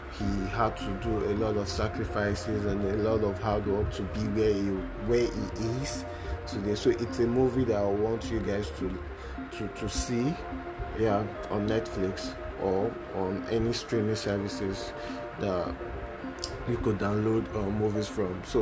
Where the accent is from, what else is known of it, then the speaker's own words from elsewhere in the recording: Lagos, Nigeria; I'm not a Yoruba guy, but I stay in Lagos. I was born in Lagos